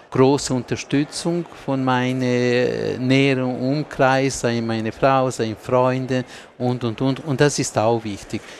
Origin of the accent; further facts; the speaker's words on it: Ticino, Switzerland; German is a second language; noch vielleicht nur kurz noch mich entschuldigen für meine deutsche Sprache, die ist nicht perfekt, aber als Tessiner habe ich versucht.